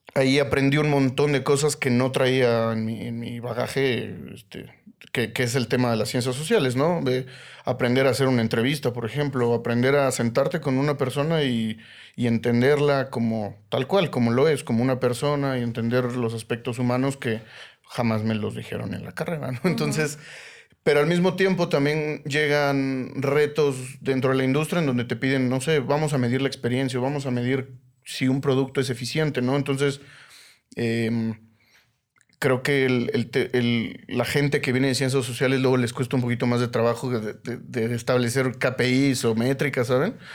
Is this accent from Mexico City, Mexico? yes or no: yes; Mexico City, Mexico; soy Chilango